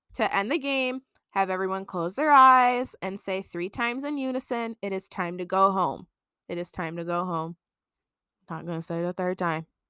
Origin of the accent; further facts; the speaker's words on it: Michigan, United States; we're from Michigan